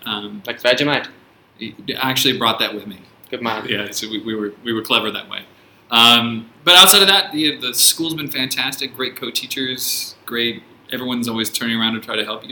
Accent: San Francisco, California, United States; also born or lived in Australia; now in China; I'm originally from San Francisco in the United States

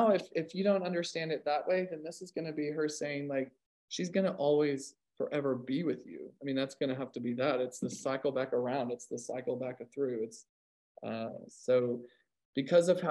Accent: California, United States; now in Oklahoma, United States; I am from California

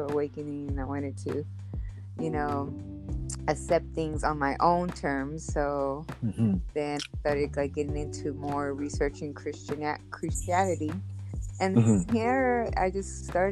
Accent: Compton, California, United States; also born or lived in Norwalk, California; Well, I was raised in Compton during my youth, childhood. Mm-hmm. So, I was there till about 11 years old

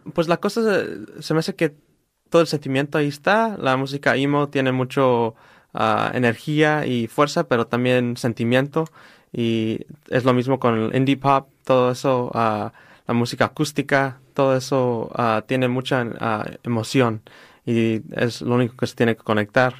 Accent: Riverside, California, United States; creciendo aquí en Riverside y en uh, California

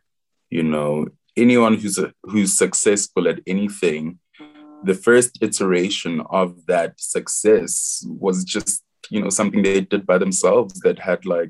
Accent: South Africa; moved away as an adult; also born or lived in England; As Zulu people, when we celebrate, we dance and we sing

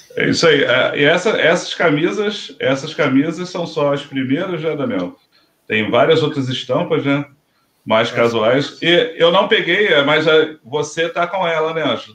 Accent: Rio de Janeiro, Brazil; a gente é aqui do Rio de Janeiro

